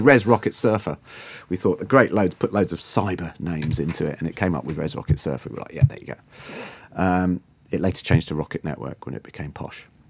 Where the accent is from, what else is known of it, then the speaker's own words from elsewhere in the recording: Guernsey; moved away as an adult; also born or lived in London; I'm originally from Guernsey in the Channel Islands, uh, from a quite, uh, quite a little island of sixty-five thousand people for all my kind of, you know, teens and early twenties